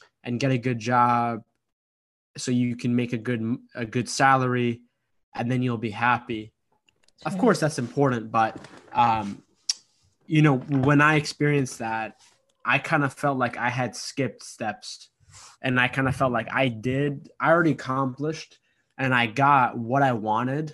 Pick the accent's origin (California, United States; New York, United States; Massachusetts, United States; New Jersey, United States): Massachusetts, United States; Boston; my parents came to America a year before I was born from Egypt, and they immigrated to the United States, the East Coast, in kind of like the Boston, Massachusetts, East Coast area.